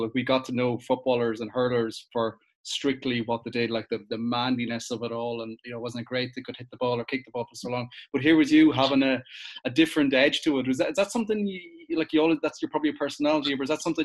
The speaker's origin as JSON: {"language": "English", "town": "Galway", "region": "Connacht", "country": "Ireland", "moved": "yes", "lives_now": "Dublin, Ireland", "said": "I'm from Galway as well."}